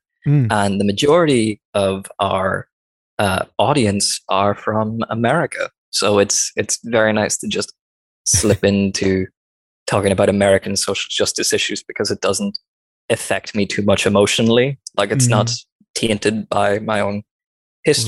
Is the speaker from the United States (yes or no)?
no; Northern Ireland, United Kingdom; I come from Northern Ireland